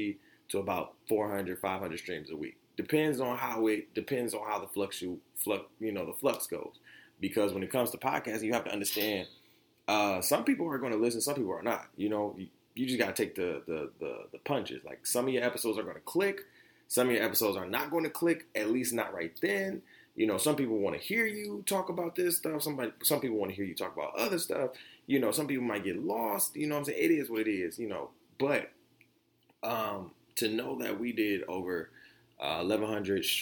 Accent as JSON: {"language": "English", "town": "Detroit", "region": "Michigan", "country": "United States", "tie": "born or raised there", "also_born_or_lived": "Oak Park, Michigan", "said": "And I grew up in Detroit, 8 Mile in Wyoming, Or you can say I grew up on the east side by Pershing High School"}